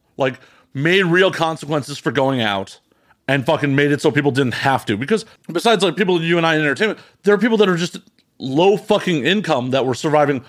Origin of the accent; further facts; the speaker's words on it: Chicago, Illinois, United States; moved away; I'm originally from Chicago.